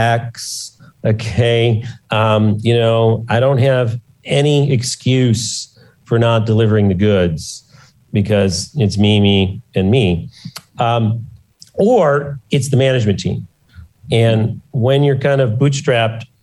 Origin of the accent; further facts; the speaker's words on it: Detroit, Michigan, United States; I grew up in Detroit